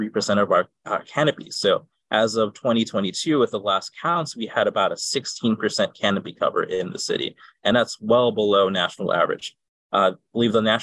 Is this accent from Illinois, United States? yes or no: yes; Chicago, Illinois, United States; I grew up in Logan Square